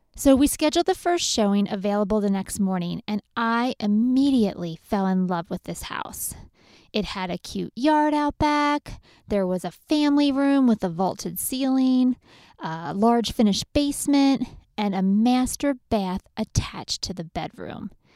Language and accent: English; Lancaster County, Pennsylvania, United States; I grew up in Lancaster County, where if you throw some meat, potatoes, and corn on the table, you have an amazing meal.